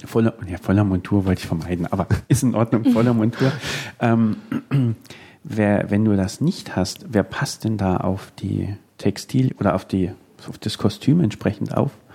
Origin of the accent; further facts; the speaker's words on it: Nuremberg, Bavaria, Germany; als Nürnberger